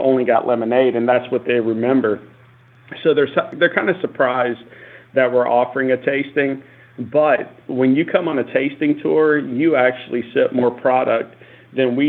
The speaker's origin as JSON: {"language": "English", "town": "Lynchburg", "region": "Tennessee", "country": "United States", "tie": "born or raised there", "said": "I grew up here in Lynchburg"}